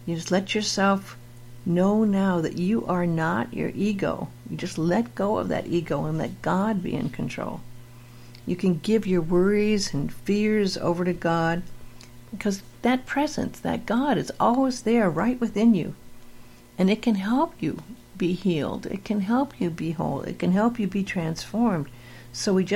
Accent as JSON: {"language": "English", "town": "Beverly Hills", "region": "California", "country": "United States", "tie": "born or raised there", "said": "I was raised in Beverly Hills"}